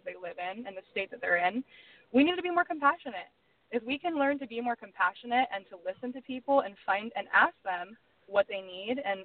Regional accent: United States; I am an American

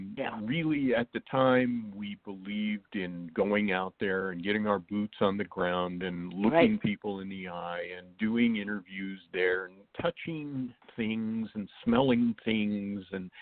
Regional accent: Wyoming, United States; now in Texas, United States; I live in Texas right now, but I grew up

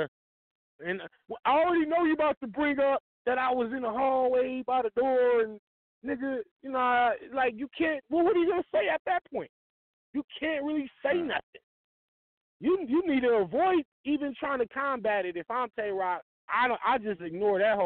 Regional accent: the West, United States; I'm from the West

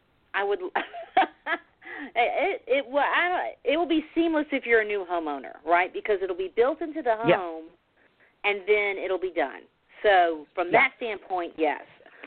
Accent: Florida, United States; especially when there's such good news for my home state, and I will be sharing this information because there are so many people down in Florida

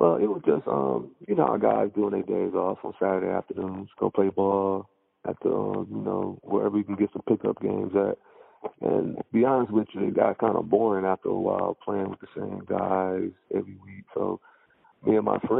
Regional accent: Muskegon, Michigan, United States; now in Grand Rapids, United States; I'm from Muskegon, Michigan. I moved to Grand Rapids probably in 2002, maybe 2001.

